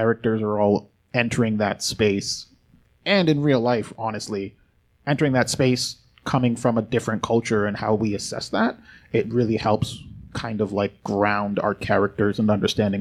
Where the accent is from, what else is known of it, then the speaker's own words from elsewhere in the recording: England, United Kingdom; my parents are Jamaican. I was born in England.